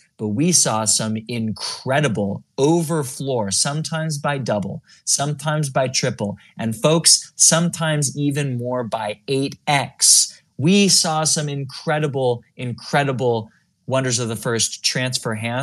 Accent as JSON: {"language": "English", "region": "California", "country": "United States", "said": "I'm from California"}